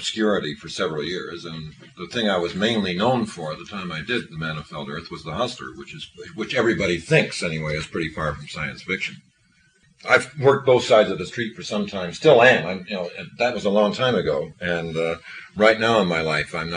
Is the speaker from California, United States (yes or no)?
yes; San Francisco, California, United States; I came from San Francisco